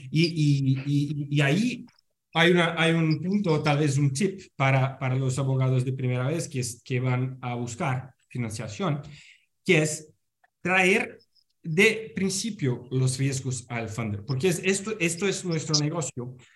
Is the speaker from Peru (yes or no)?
no; Brazil; Spanish is a second language; mi español está lejos de ser bueno, yo soy eh, brasileño